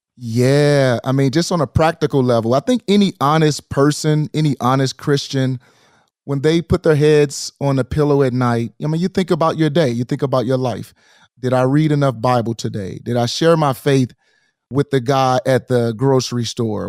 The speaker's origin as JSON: {"language": "English", "town": "St. Louis", "region": "Missouri", "country": "United States", "tie": "born or raised there", "said": "in my hometown, Saint Louis, in our hometown"}